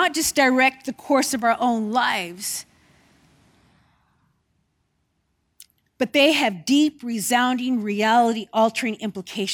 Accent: California, United States; now in New Zealand; especially from my home state in California

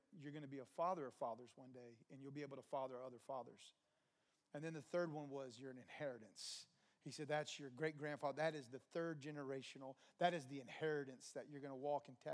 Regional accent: New Jersey, United States; moved away; I grew up in New Jersey for a time.

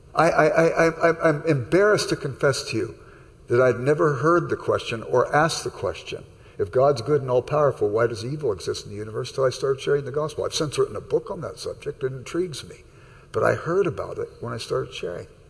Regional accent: Los Angeles, California, United States; I grew up in South Central Los Angeles

